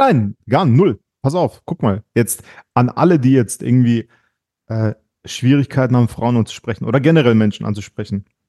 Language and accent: German; Germany; du weißt wo ich aufgewachsen bin, auf dem Heidach